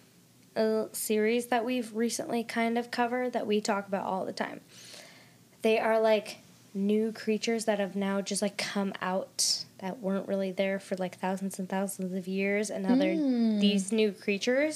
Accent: Minnesota, United States; now in Denver, United States; we're both from Minnesota

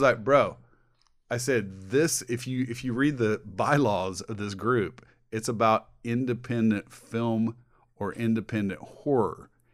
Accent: Indiana, United States; We're from Indiana

